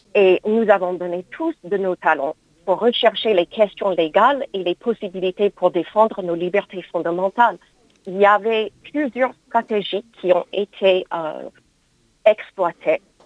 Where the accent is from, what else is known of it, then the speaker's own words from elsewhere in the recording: United States; now in France; mon pays d'origine, les États-Unis